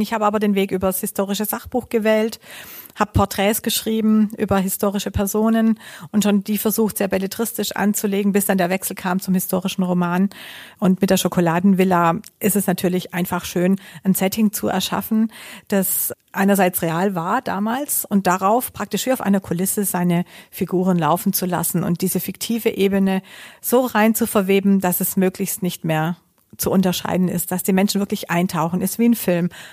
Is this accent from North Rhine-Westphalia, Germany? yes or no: no; home town where the Hugo Boss outlet is, Baden-Württemberg, Germany; in meinem Heimatort